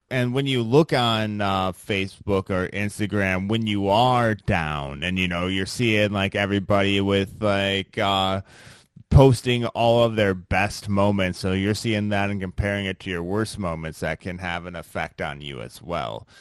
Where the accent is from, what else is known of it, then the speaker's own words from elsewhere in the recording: Midwest, United States; I'm from the Midwest